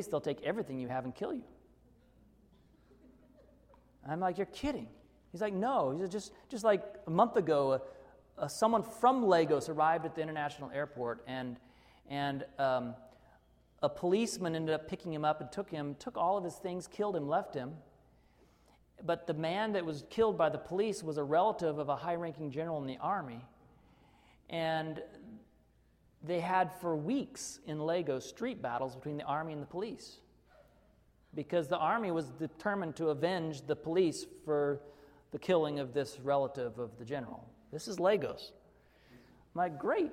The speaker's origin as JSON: {"language": "English", "region": "Arkansas", "country": "United States", "tie": "born or raised there", "said": "I grew up in Arkansas, where we would go on vacation for a few weeks and never lock our house"}